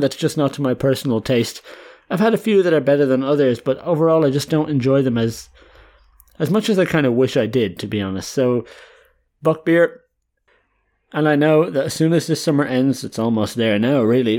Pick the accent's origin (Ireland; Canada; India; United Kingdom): Ireland; now in Netherlands; I'm an Irish guy